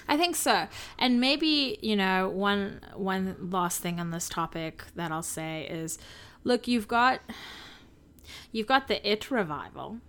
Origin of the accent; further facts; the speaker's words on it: South Africa; I'm a South African. I grew up with these animals forty minutes away from me.